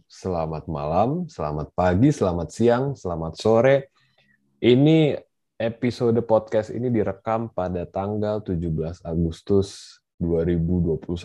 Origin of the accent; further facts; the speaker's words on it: Jakarta, Indonesia; Gue tuh sebenarnya orang Jakarta tapi gue nggak terlalu paham tentang seluk beluk nama nama jalan gitu ya.